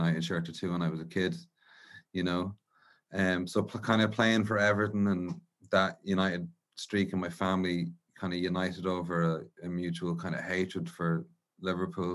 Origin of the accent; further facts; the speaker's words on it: Dublin, Leinster, Ireland; I grew up in around Inchicore in South Dublin